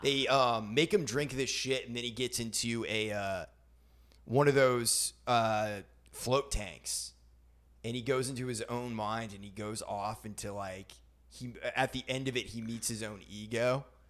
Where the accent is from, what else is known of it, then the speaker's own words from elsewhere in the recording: Maine, United States; now in Nashville, United States; I'm from Maine